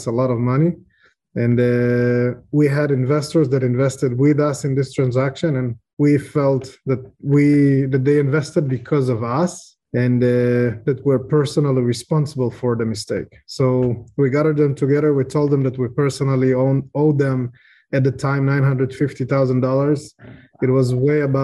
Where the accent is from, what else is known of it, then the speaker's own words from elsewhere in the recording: Israel; also born or lived in Ukraine; I was born in Ukraine, which became an interesting piece of information lately. I grew up in Israel. I moved when I was a child. I grew up in Israel.